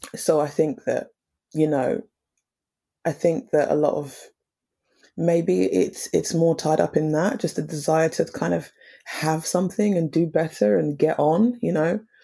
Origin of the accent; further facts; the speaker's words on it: Romford, East of England, United Kingdom; also born or lived in Tottenham, London; East, well, Essex. Um, it's situated in the east of London. Um, and I grew up in the same area, like Romford area